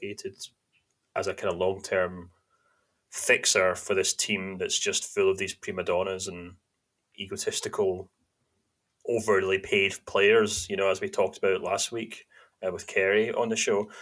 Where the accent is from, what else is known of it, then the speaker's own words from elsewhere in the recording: Scotland, United Kingdom; also born or lived in Germany; I was from Shortland